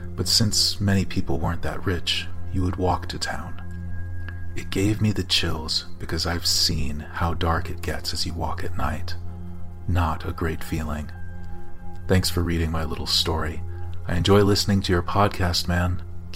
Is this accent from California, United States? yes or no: yes; California, United States; I'm from California.